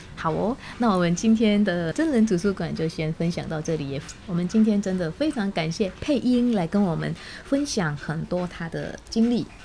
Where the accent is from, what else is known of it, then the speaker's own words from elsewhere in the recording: Indonesia; Chinese is a second language; now in Taiwan; 我很小的时候，在印尼的时候，倒是有一点点打坐的习惯